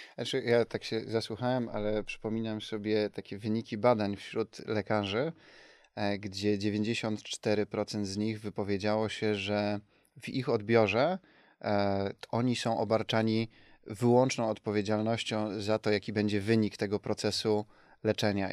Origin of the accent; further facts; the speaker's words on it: Sosnowiec, Silesian Voivodeship, Poland; Doceniam moje rodzinne miasto